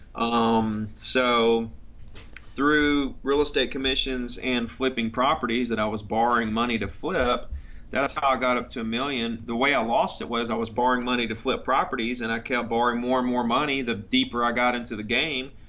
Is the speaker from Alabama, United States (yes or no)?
yes; Gulf Shores, Alabama, United States; I grew up on the Gulf Coast um, in Gulf Shores, Alabama. Went to Gulf Shores Elementary